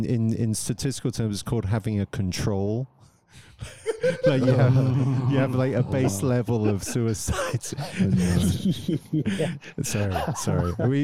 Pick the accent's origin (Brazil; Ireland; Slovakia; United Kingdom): United Kingdom; England; moved away as an adult; also born or lived in London; now in Zurich, Switzerland; I'm English, but living in Switzerland.